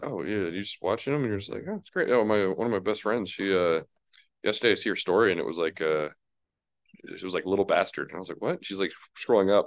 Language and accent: English; New Mexico, United States; I'm from New Mexico